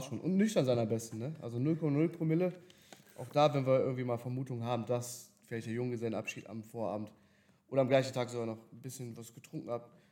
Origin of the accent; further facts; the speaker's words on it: Berlin, Germany; moved away as an adult; also born or lived in Dubai; now in Cologne, Germany; gebürtig aus Berlin, aber jetzt natürlich auch hier mit dem Business in Köln